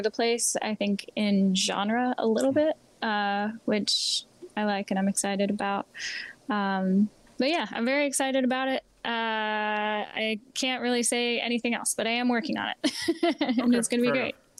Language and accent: English; Lancaster, Pennsylvania, United States; moved away as an adult; now in Nashville, United States; I was from Lancaster